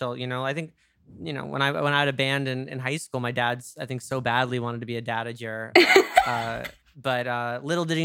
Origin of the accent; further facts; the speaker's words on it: New York, United States; accent: New York; now in Los Angeles, United States; my New York accent got stronger since moving